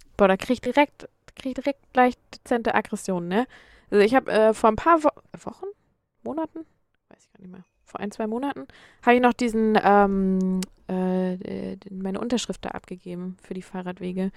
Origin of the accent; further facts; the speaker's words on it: Schleswig-Holstein, Germany; also born or lived in Hamburg / Erfurt; Ich komme ja so richtig aus Schleswig-Holstein, noch ein Stück weiter oben